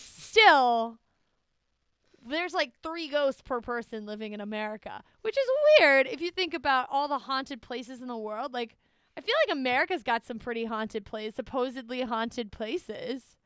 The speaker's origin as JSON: {"language": "English", "country": "United States", "said": "I'm an American"}